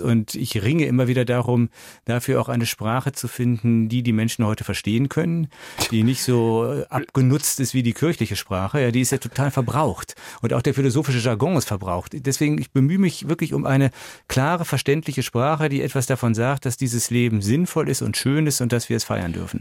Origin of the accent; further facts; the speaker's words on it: Düsseldorf, North Rhine-Westphalia, Germany; now in Fulda, Germany; weil ich ja in Düsseldorf groß geworden bin